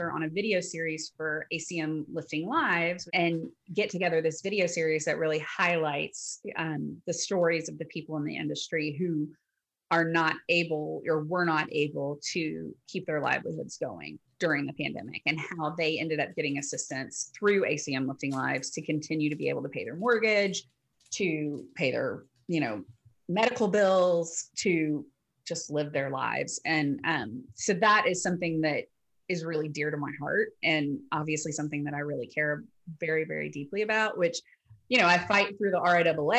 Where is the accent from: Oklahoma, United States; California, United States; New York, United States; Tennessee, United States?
Tennessee, United States; Memphis; I grew up in Memphis, so St. Jude was always around.